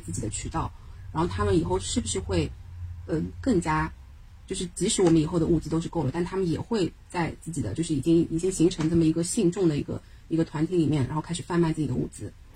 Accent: Shanghai, China; 我们上海人

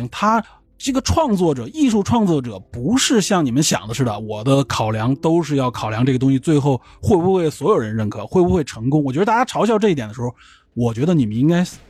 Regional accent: China; 我们中国人总是站在一种好，

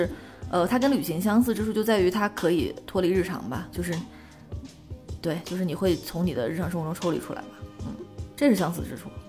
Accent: Shenzhen, Guangdong, China; also born or lived in Northeast China; now in Beijing, China; 我和就是东北这个故乡，呃的跟我的一个关系，包括我，因为我后来在深圳长大，包括我现在又在北京生活了很多年

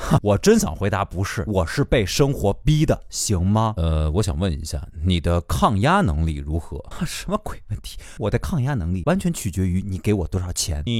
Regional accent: Hunan, China; 我生在湖南，我爸爸是山东人，妈妈是福建人，我从小看着新闻联播学。学着普通话长大的行不行？

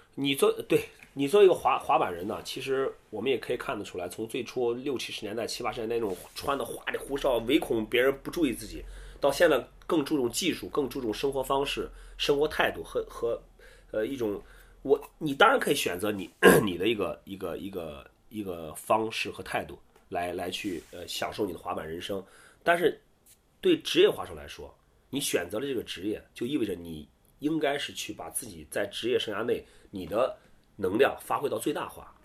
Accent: Qingdao, Shandong, China; 我们在青岛，我是青岛人

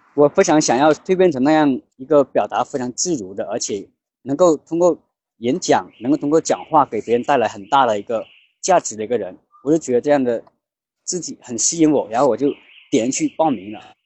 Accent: Laibin, Guangxi, China; 我来自广西来宾，我的职业是一名发型师

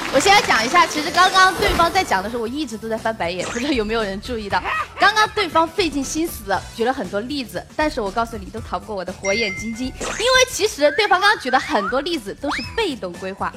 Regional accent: China; 我们中国十三亿人口的泱泱大国

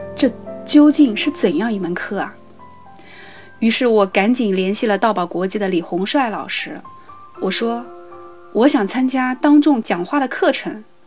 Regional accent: Ningbo, Zhejiang, China; 我来自浙江宁波， 从事教育工作

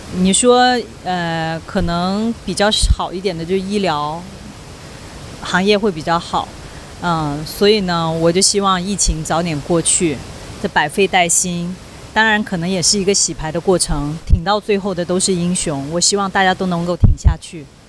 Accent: Guangxi, China; moved away as an adult; now in Hong Kong; 能吃到家乡的螺蛳粉

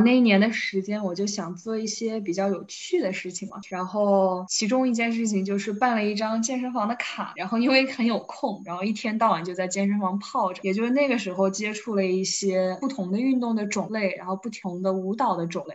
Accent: Wuhan, Hubei, China; 我是又是一个长在水边的人，就我是武汉人嘛

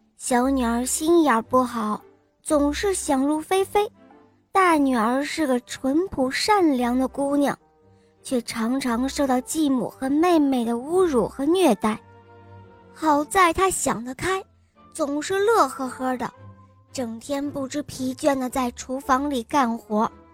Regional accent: Xi'an, Shaanxi, China; 我五岁了，我来自西安

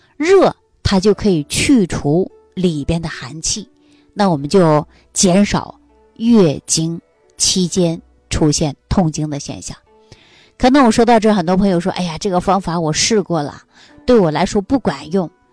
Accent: Northeast China, China; moved away; 我们东北老家有这样的一句话

